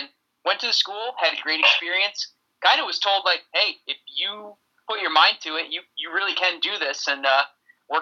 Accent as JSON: {"language": "English", "town": "East Hartford", "region": "Connecticut", "country": "United States", "said": "I'm from East Hartford originally, and I work in East Hartford"}